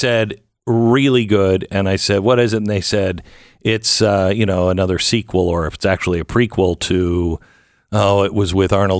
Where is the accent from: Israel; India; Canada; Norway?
Canada; I'm Canadian